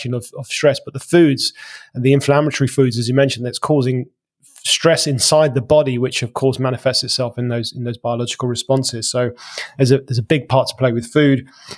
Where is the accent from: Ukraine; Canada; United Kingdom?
United Kingdom; London; now in England; I've even moved out to the country from being a Londoner because of that.